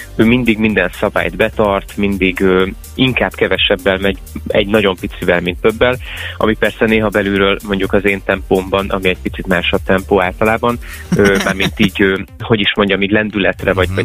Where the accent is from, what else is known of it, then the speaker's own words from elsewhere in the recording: Miskolc, Borsod-Abaúj-Zemplén, Hungary; now in Budapest, Hungary; felköltöztem Miskolcról, ahol születtem